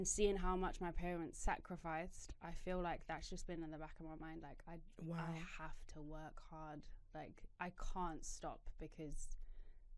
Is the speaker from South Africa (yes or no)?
yes; South Africa; moved away; we were living this fairy tale lifestyle in South Africa, but I didn't know my parents were in debt to give us that lifestyle